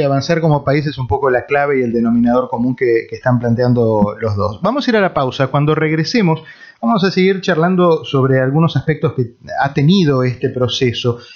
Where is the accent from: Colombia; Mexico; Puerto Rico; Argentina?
Argentina; now in United States; como argentino